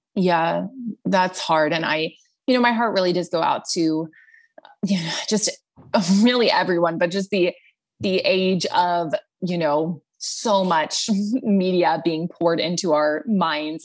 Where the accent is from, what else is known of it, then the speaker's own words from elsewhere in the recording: Texas, United States; I am from Texas, grew up in a big family